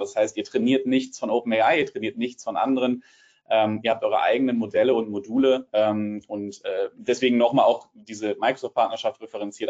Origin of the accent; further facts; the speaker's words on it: Hamburg, Germany; accent: Hamburger Hochdeutsch; ich spreche Hamburger Hochdeutsch